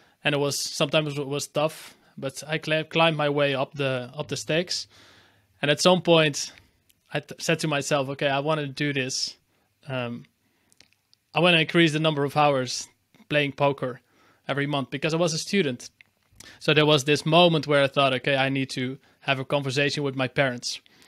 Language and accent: English; Amsterdam, North Holland, Netherlands; born there; English is a second language; So I'm based in Amsterdam in the Netherlands, and this is also where I was born in the Netherlands.